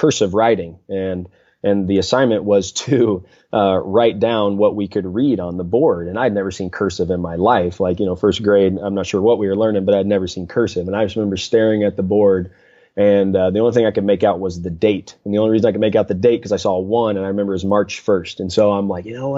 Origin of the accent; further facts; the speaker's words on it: Mountain Home, Arkansas, United States; I grew up in North Central Arkansas, a town called Mountain Home, Arkansas, about 8,500 people, so a smaller town